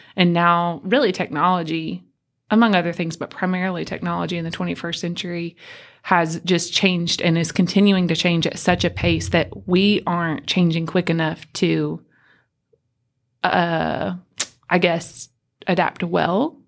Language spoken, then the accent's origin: English; Tennessee, United States; I am from Tennessee